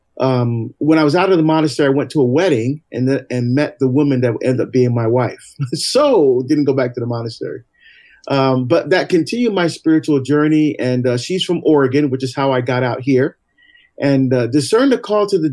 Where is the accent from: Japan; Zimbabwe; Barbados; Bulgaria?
Barbados; now in United States; I was born in Barbados, actually in the West Indies, in the Caribbean.